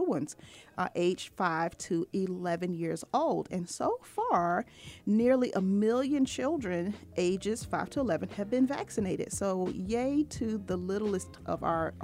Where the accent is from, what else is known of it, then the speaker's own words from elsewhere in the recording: Norfolk, Virginia, United States; now in Atlanta, United States; my hometown, Norfolk, Virginia.